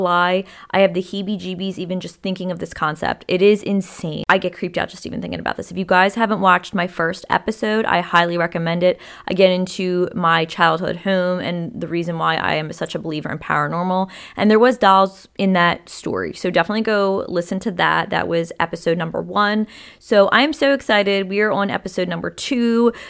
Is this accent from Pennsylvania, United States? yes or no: yes; Philadelphia, Pennsylvania, United States; I was born and raised in Philly